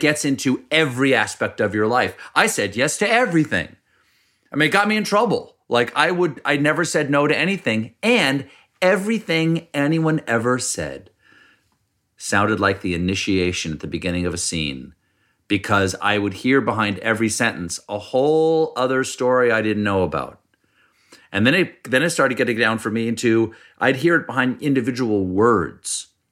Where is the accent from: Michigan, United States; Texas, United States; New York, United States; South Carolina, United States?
South Carolina, United States; Charleston; moved away; also born or lived in Washington D.C.; I was born in Washington D.C., but I really only remember South Carolina because I moved there when I was four.